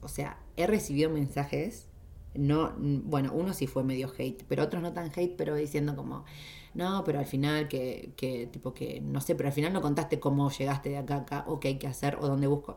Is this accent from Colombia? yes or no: no; Junín, Buenos Aires Province, Argentina; moved away as an adult; Junín, que es donde yo nací en Argentina